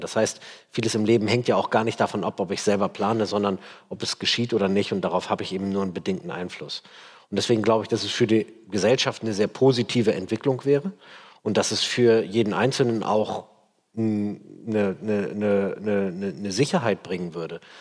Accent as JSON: {"language": "German", "region": "Hamburg", "country": "Germany", "tie": "born or raised there", "said": "Ich bin in Hamburg in Steilshoop aufgewachsen, jetzt nicht so die feine Ecke."}